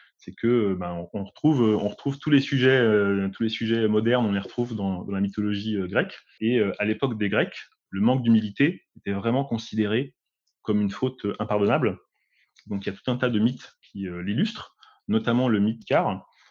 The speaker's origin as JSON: {"language": "French", "area": "Paris region", "region": "Île-de-France", "country": "France", "said": "Je suis originaire de la région parisienne, donc euh, de la banlieue parisienne même"}